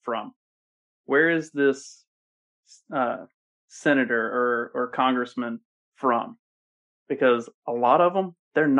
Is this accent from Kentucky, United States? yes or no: yes; Kentucky, United States; moved away; also born or lived in Bucks County, Pennsylvania; I'm originally from Kentucky